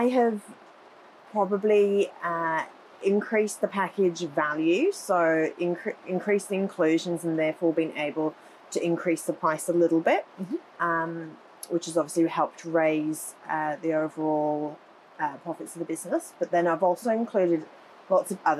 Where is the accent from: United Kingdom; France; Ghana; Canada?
United Kingdom; moved away as an adult; also born or lived in Gold Coast, Australia; now in Coomera, Australia; I'm originally from the UK